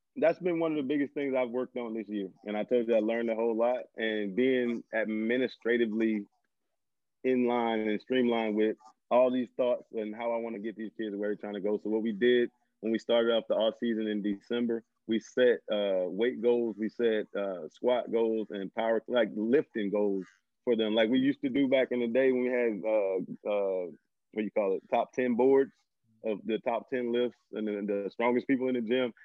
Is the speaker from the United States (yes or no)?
yes; Homer, Louisiana, United States; moved away as an adult; I'm originally from Homer, Louisiana, small little town in northern Louisiana